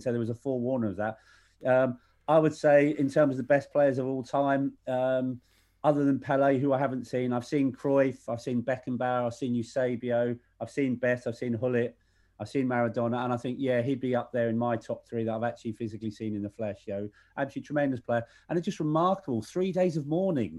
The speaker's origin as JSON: {"language": "English", "country": "Ireland", "said": "I'm Irish"}